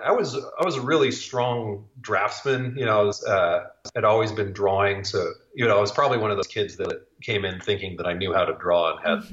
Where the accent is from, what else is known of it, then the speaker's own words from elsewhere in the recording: Laramie, Wyoming, United States; moved away as an adult; also born or lived in South Dakota; I was born and raised in Laramie, Wyoming, which is a little college town that's about 2 hours north of Denver, and grew up doing very Wyoming things